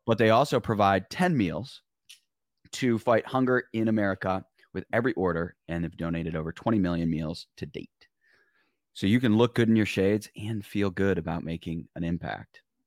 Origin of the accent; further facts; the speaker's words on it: Michigan, United States; I'm from Michigan.